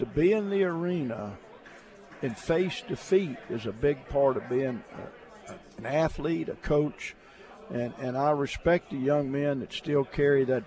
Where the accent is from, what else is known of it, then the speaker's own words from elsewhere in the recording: Alabama, United States; I grew up in Alabama with no air conditioning